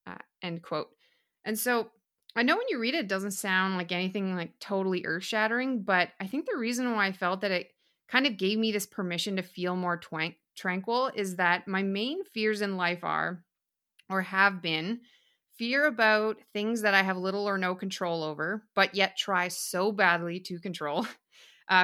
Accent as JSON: {"language": "English", "town": "Whitehorse", "region": "Yukon", "country": "Canada", "tie": "born or raised there", "said": "So I was born and raised up in Whitehorse, Yukon, which is in northern Canada."}